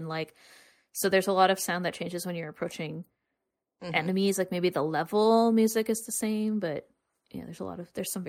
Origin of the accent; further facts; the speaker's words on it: the South, United States; we grew up in the South